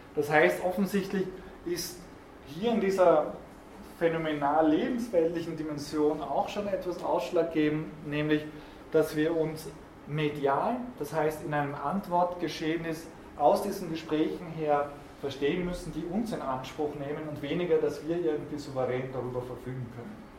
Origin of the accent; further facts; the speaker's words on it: South Tyrol, Trentino-Alto Adige, Italy; als Südtiroler